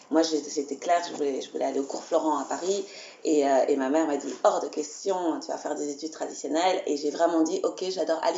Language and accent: French; Belgium; je suis belge, donc je suis née ici